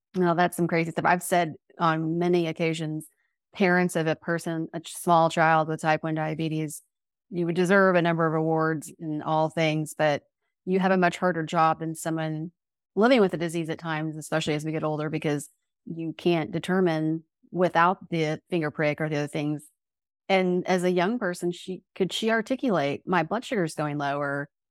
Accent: Oklahoma, United States; We, as Oklahomans

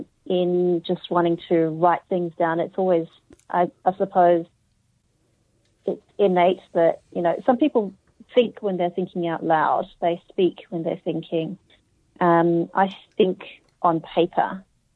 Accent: Australia; accent: Australian; also born or lived in Hong Kong; I'm Australian

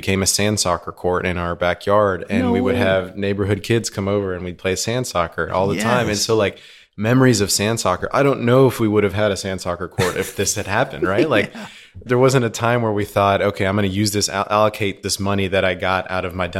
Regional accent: Houston, Texas, United States; also born or lived in Argentina; So I was born in Houston.

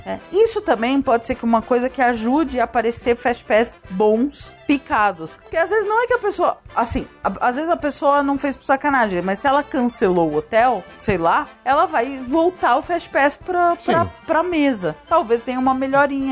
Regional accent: Brazil; a gente é brasileiro e brasileiro

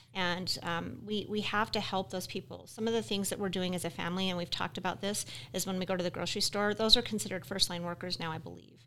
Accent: Utah, United States; now in Wyoming, United States; I'm from Utah originally

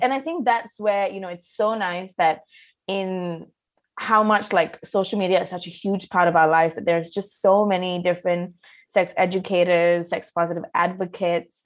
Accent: Malaysia; I grew up in Malaysia

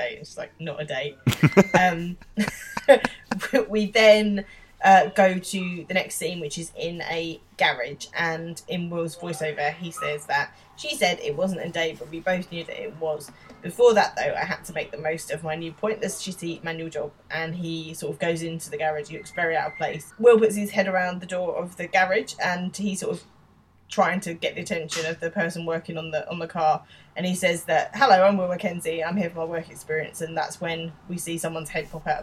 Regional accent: London, United Kingdom; accent: Estuary, East London; That's my accent. That's much more my accent than the boys' accent. Like, that's an estuary, proper, nasty East London accent

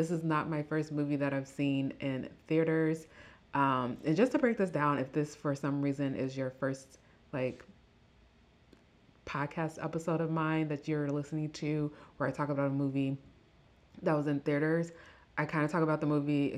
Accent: Midwest, United States; accent: Midwestern; my Midwestern accent

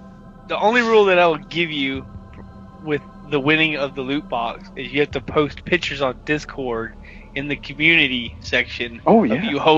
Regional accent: the South, United States; I'm from the South

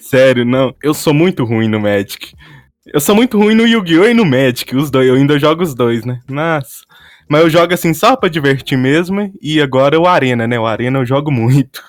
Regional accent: Patos de Minas, Minas Gerais, Brazil; E eu sou do interior de Minas Gerais, uma cidade chamada Patos de Minas

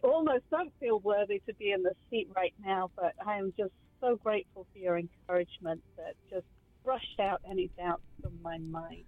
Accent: Kent, South East England, United Kingdom; moved away as an adult; I came from England, from the southeast of London, about an hour southeast, from the county of Kent. And funnily enough, the first road that I grew up on was called Garlinge Road

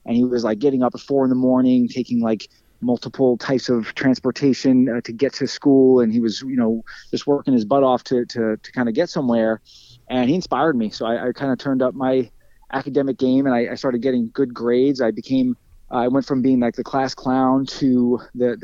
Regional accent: Lindenhurst, New York, United States; I've never moved. So I was born in Lindenhurst, New York, which is where I still live

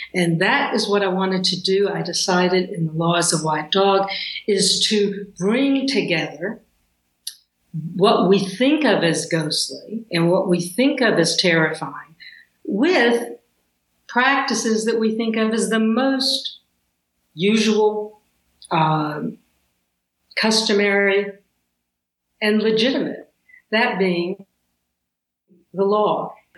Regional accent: the South, United States; growing up in the South

